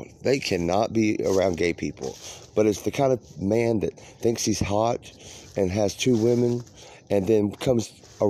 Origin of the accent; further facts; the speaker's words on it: California, United States; I'm like, "Hi … I am from California.